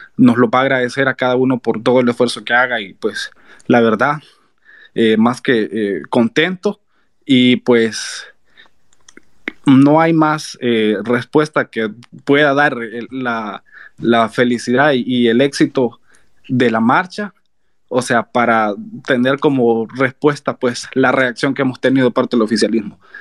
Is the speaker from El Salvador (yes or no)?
yes; San Miguel, El Salvador; yo soy de San Miguel